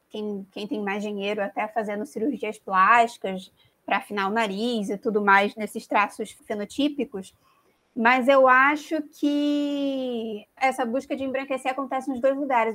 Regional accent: Brazil; nós somos brasileiros

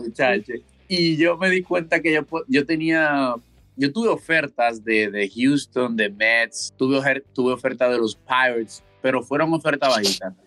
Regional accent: Santo Domingo, Distrito Nacional, Dominican Republic; now in Wichita, United States; Yo soy de Santo Domingo, República Dominicana. Eh, muchacho de la ciudad

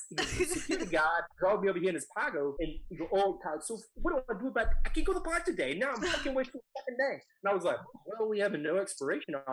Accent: Texas, United States; I'm from Texas.

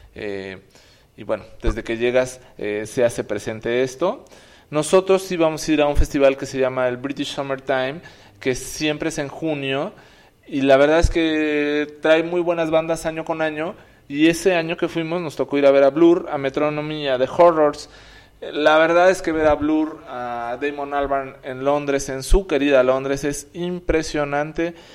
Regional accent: Mexico; cuando les decíamos que éramos mexicanos

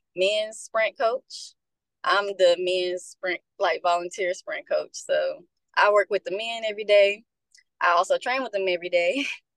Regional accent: Memphis, Tennessee, United States; I'm from Memphis. I went to Whitehaven High School

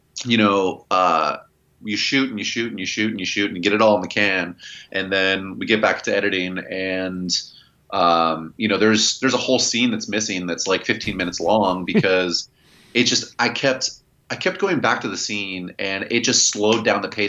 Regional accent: right outside of Philadelphia, Pennsylvania, United States; moved away as an adult; now in California, United States; I grew up right outside of Philadelphia.

